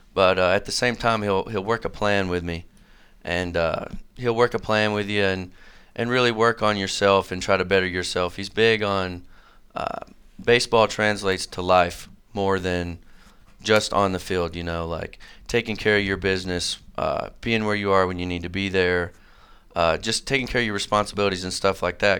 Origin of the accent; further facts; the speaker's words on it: Manchester, Tennessee, United States; moved away as an adult; now in Johnson City, United States; I'm from Manchester, which is sort of a, a really small town out in Middle Tennessee